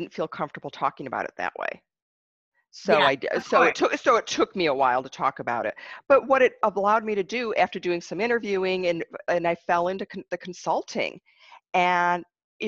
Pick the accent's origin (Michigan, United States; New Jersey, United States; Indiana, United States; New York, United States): Michigan, United States; I grew up in Michigan